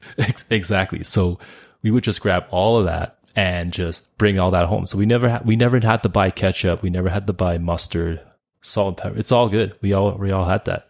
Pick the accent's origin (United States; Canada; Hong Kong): Canada; Calgary, Alberta; also born or lived in Montreal, Quebec; I was born in Canada and I've been living here for almost all of my thirty-eight years